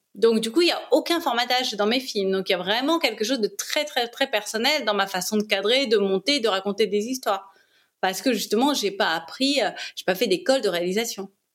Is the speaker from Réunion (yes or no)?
yes; Réunion; moved away as an adult; also born or lived in Paris; j'ai grandi à La Réunion, ma maman est réunionnaise, mon père était franco-allemand.